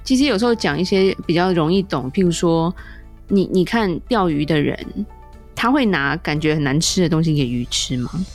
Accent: Taiwan; 我们台湾人

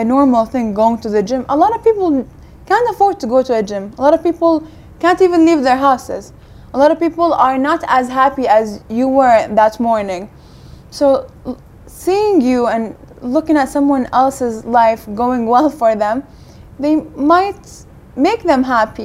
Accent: Kuwait; also born or lived in United States; now in United Kingdom; I grew up in Kuwait

